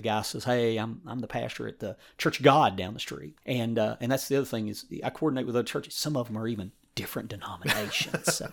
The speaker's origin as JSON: {"language": "English", "region": "East Tennessee", "country": "United States", "tie": "born or raised there", "said": "I grew up in East Tennessee"}